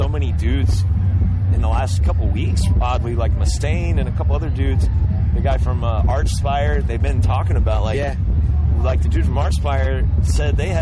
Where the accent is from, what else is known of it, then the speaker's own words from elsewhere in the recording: the South, United States; I grew up in the South